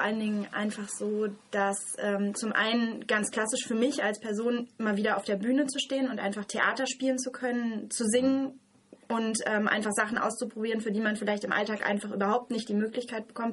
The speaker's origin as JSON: {"language": "German", "region": "Hesse", "country": "Germany", "tie": "born or raised there", "moved": "as an adult", "lives_now": "Freiburg, Germany", "said": "ich bin gebürtige Hessin"}